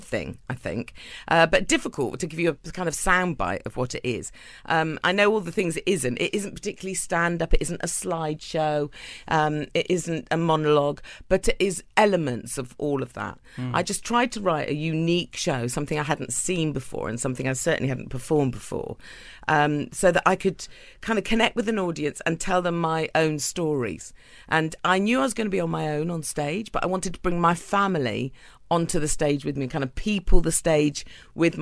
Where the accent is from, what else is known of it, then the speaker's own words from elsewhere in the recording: Cornwall, South West England, United Kingdom; I'm from Cornwall in England